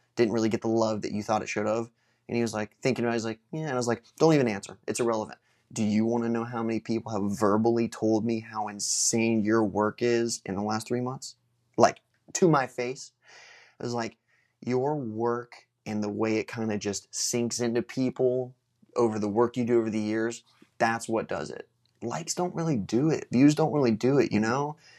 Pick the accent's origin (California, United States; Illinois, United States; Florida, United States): Florida, United States; Space Coast; in my hometown